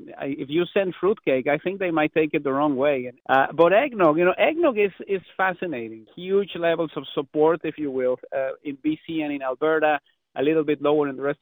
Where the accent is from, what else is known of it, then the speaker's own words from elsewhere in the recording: Mexico; now in Canada; Growing up in Mexico